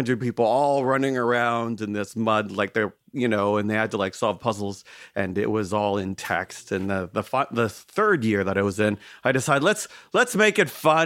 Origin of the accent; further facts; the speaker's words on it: Toronto, Ontario, Canada; I'm from Canada in Toronto.